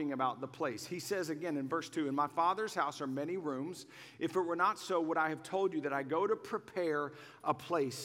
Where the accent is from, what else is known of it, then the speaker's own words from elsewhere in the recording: Waco, Texas, United States; I grew up in Waco long before Chip and Joanna made it cool. I'm old school. I'm an OG from Waco